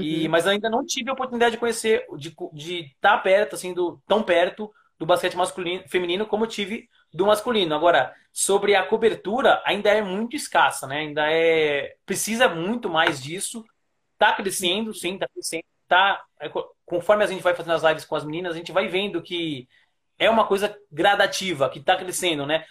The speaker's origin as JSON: {"language": "Portuguese", "town": "Taboão da Serra", "region": "São Paulo", "country": "Brazil", "tie": "born or raised there", "said": "eu sou paulistano, nasci na cidade de São Paulo, mas fui criado em Taboão da Serra, que é uma cidade"}